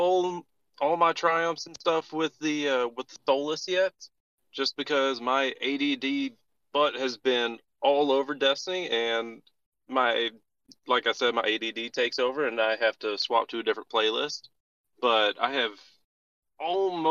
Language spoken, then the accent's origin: English; Kentucky, United States; I'm working on starting up a disc golf shop in my hometown